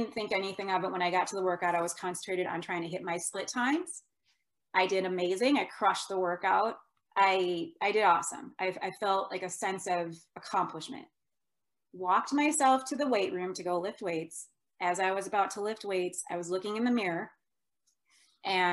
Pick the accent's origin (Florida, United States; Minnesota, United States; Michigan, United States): Minnesota, United States; also born or lived in Iowa; I was from Minnesota. I was going to school in Iowa. My mom in Minnesota was very worried.